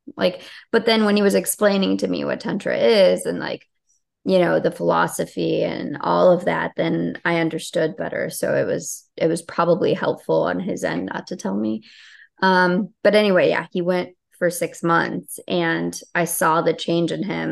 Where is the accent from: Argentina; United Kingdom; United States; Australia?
United States; Chicago, Illinois; also born or lived in Albania; I grew up in Chicago.